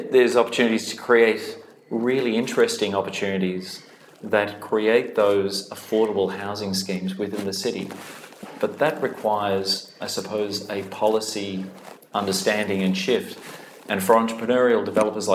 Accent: Australia; moved away as an adult; now in Dublin, Ireland; my home country

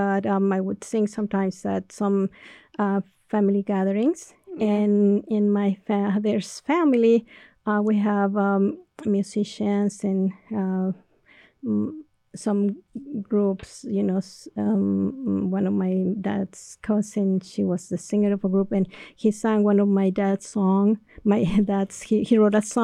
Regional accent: Mexico City, Mexico; English is a second language; moved away as an adult; also born or lived in Houston; now in Connecticut, United States; I was born in Mexico City, and I came to the United States a long time ago. The first time I was 18

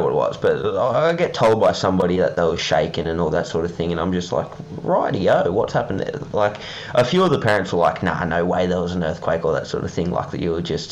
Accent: Parramatta, New South Wales, Australia; I grew up around Parramatta

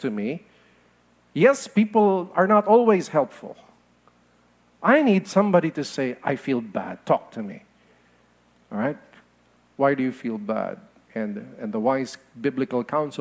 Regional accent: Philippines; I am a Filipino

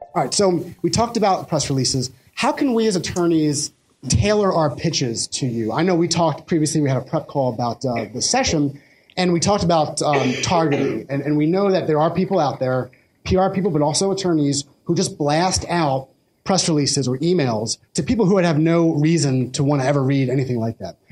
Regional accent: Pennsylvania, United States; in my home state of Pennsylvania

